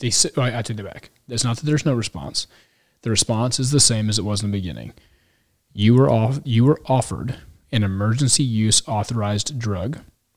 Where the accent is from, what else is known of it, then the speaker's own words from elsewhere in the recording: Texas, United States; As a Texan, I can latch on to that.